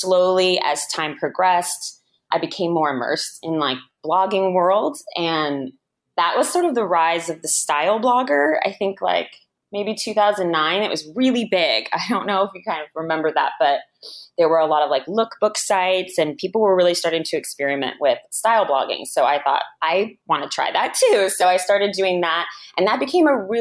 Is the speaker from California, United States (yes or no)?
yes; Bay Area, Silicon Valley, California, United States; I'm from the Bay Area, like Silicon Valley.